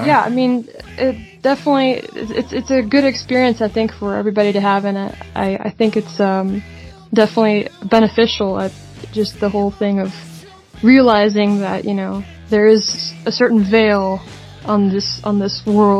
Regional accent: Netherlands; moved away; I grew up in the Netherlands, where they've legalized a lot of drugs

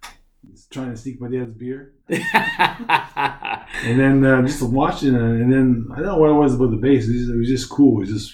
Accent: Nova Scotia, Canada; moved away as an adult; also born or lived in Halifax, Canada; now in Shanghai, China; I'm from Nova Scotia.

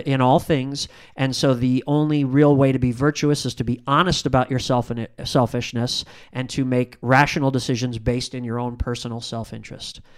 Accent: Indiana, United States; I'm from Indiana

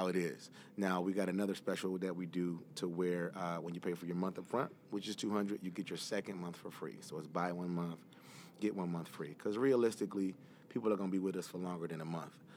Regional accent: Detroit, Michigan, United States; born and raised in Detroit

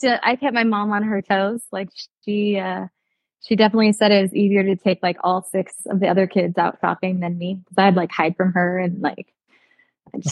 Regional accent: Citrus Heights, California, United States; I grew up in Citrus Heights. I still live in that same home

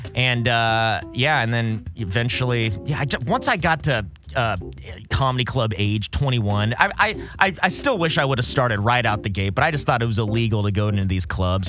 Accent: Los Alamitos, California, United States; born or raised there; also born or lived in Corona, California / San Jose, California

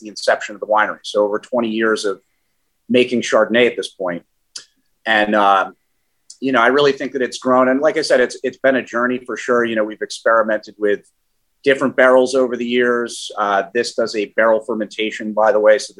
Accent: Ithaca, Finger Lakes, New York, United States; also born or lived in Queens; I'm a Finger Lakes native. Like Ben, I grew up outside of Ithaca

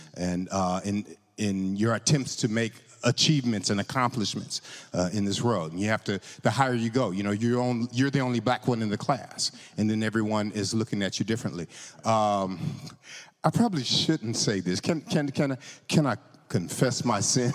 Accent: California, United States; I grew up in California

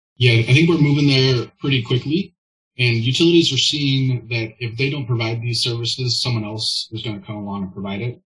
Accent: Olympia, Washington, United States; I grew up in Western Washington, right in Olympia

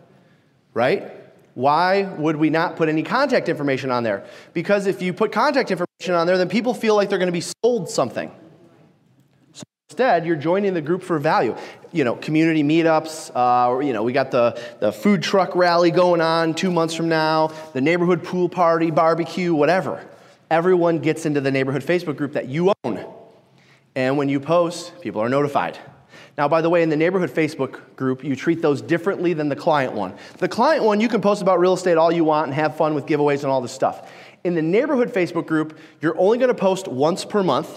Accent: Detroit, Michigan, United States; I'm from Detroit

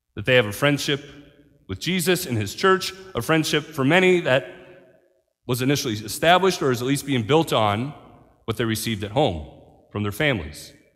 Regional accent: Marion, United States; moved away; I'm from Marion. I gotta come see my mom every once in a while

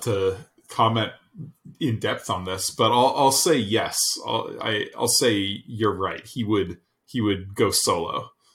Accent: Colorado, United States; I'm from Colorado

